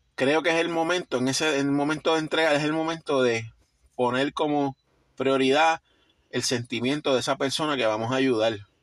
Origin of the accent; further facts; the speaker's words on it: Puerto Rico; somos puertorriqueños, estamos aquí